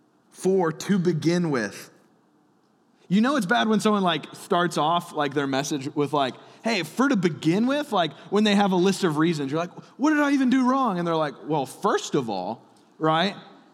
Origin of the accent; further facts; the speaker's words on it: Alabama, United States; born there; I was born in Alabama, so I can say that.